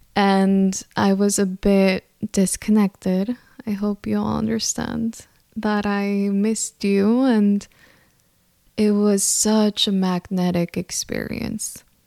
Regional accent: El Centro, California, United States; I grew up in California. I am Mexican, so I grew up in this small town called El Centro, California, that no one knows about

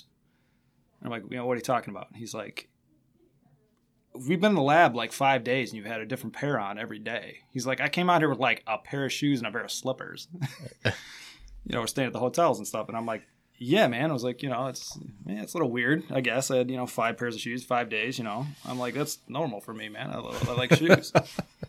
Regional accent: Belvidere, Illinois, United States; moved away as an adult; also born or lived in Ames, Iowa / Des Moines, Iowa / Madison, Wisconsin; now in Stevens Point, United States; I'm actually from Belvidere, Illinois, which is outside of Rockford.

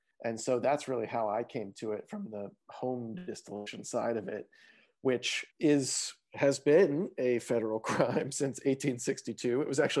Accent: Eastern Kentucky, United States; now in New York City, United States; I grew up in Eastern Kentucky, kind of more the coal mining Appalachian moonshine part of Kentucky, as opposed to the bluegrassy bourbon part of Kentucky. But once I moved to New York

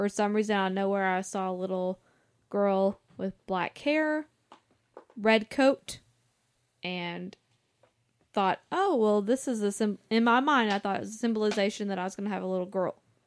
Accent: the South, Southern United States, United States; I'm from the Southern

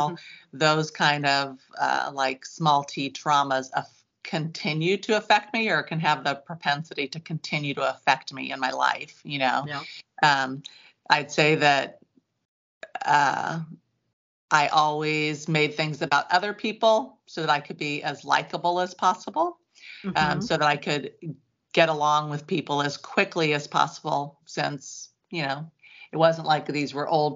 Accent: Santa Cruz, California, United States; I grew up in California and I was in the Santa Cruz area and in the 60s

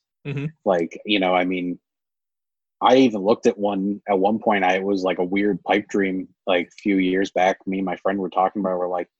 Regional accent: Massachusetts, United States; moved away as an adult; also born or lived in Kansas City, Missouri; So I grew up in Massachusetts, but I moved out to Kansas City and lived there for about 6 or 7 years.

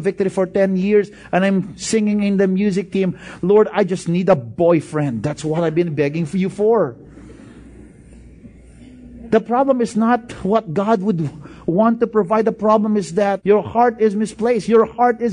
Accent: Bacolod, Western Visayas, Philippines; moved away; I came from Bacolod.

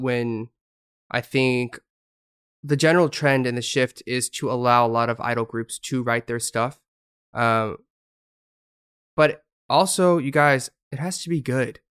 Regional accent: United States; moved away as an adult; now in South Korea; I was from America

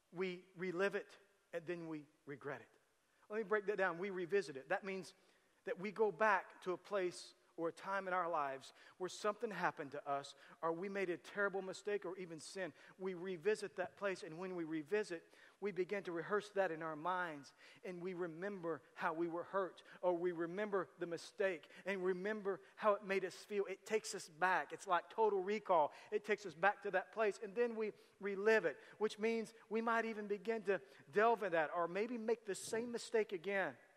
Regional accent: Tecumseh, United States; we grew up in Tecumseh

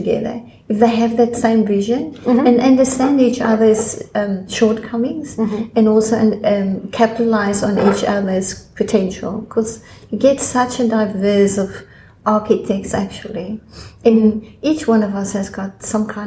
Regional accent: South Africa; moved away as an adult; now in Australia; I'm from South Africa. I've been born in South Africa

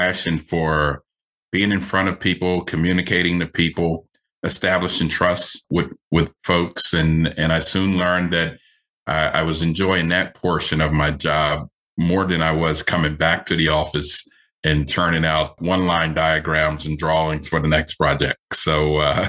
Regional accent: Philadelphia, Pennsylvania, United States; I grew up in Philadelphia area

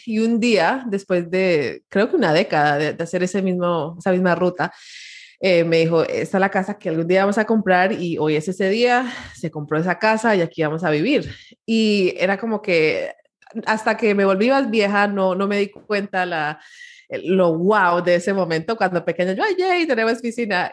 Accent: Miami, Florida, United States; mi historia empieza en, en Miami, Florida. Eh, soy primera generación latina, mis papás son colombianos eh, y se mudaron a Miami

